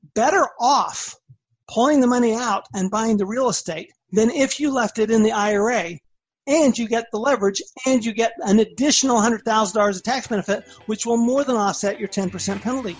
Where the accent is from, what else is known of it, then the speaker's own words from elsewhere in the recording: Salt Lake City, Utah, United States; moved away as an adult; also born or lived in Austin, Texas / Washington, D.C.; I grew up in Salt Lake City, Utah went to the University of Utah.